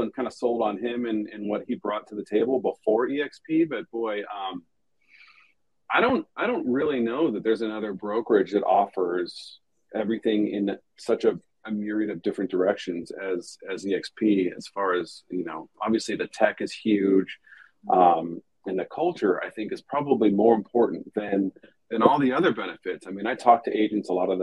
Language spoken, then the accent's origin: English; Hermosa Beach, California, United States; moved away as an adult; now in San Diego, United States; I grew up at the beach in Hermosa in the LA area, Hermosa Beach